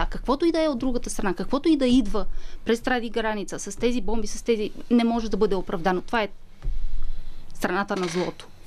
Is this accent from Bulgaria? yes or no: no; Romania; Bulgarian is a second language; Аз всъщност съм румънка, не съм българка по този повод. А, а понякога може да ми се изплъзнат някоя друга дума на български язик.